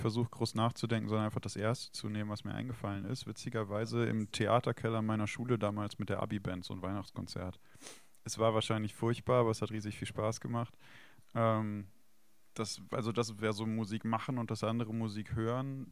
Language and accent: German; Weinstraße, Rhineland-Palatinate, Germany; moved away; ich bin äh, an der Weinstraße in Rheinland-Pfalz, also aufgewachsen und geboren.